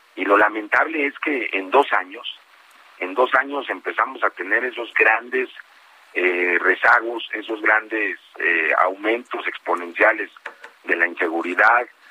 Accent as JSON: {"language": "Spanish", "town": "Metepec", "region": "State of Mexico", "country": "Mexico", "said": "yo soy, soy aquí de Metepec, amo profundamente a mi pueblo"}